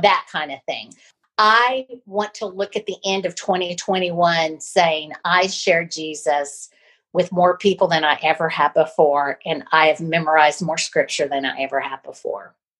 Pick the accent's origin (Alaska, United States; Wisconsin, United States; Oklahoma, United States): Oklahoma, United States; Pawhuska; moved away; Osage County, which is where I grew up